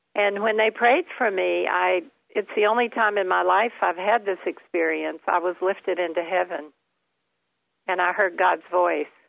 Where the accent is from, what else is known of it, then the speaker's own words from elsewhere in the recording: Kentucky, United States; also born or lived in Florida; we moved to Florida every year from Kentucky because I couldn't get through the winters in Kentucky